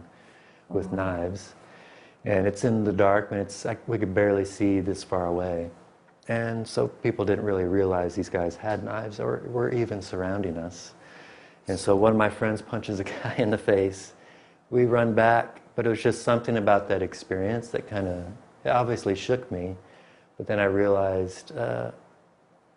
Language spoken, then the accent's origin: English; Michigan, United States; moved away as an adult; also born or lived in Springfield, Missouri; I grew up in Michigan